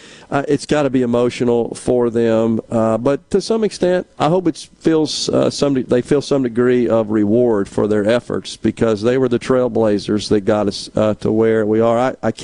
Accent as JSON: {"language": "English", "region": "Mississippi", "country": "United States", "tie": "born or raised there", "said": "which for me at my age, the thing that always strikes me when I go through is I remember so much of that, growing up in Mississippi."}